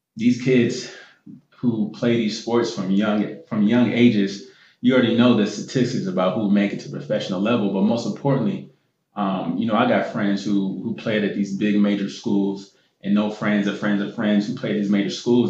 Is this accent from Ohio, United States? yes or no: yes; Columbus, Ohio, United States; also born or lived in Gainesville, Florida; now in Philadelphia, United States; grew up in Columbus, Ohio